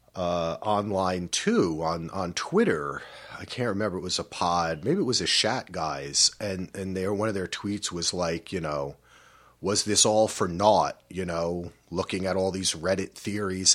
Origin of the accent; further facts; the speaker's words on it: East Coast, United States; now in West Coast, United States; We grew up on the East Coast. We came out here to the West Coast.